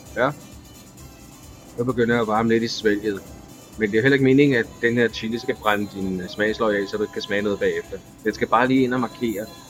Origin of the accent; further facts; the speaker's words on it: Denmark; moved away as an adult; now in Costa Rica; da jeg var barn i Danmark